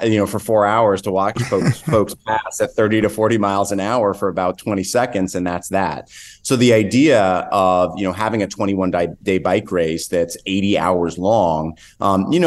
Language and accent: English; Northern California, United States; I grew up in Northern California